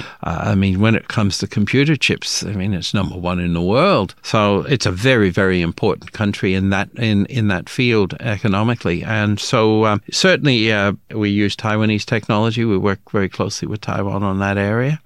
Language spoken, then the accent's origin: English; Australia